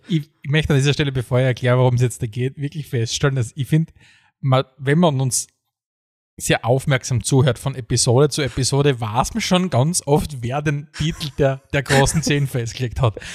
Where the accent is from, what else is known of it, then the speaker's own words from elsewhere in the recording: Eastern Styria, Austria; ich bin nicht aufgewachsen in der Oststeiermark und habe von Beginn an Avocados gekannt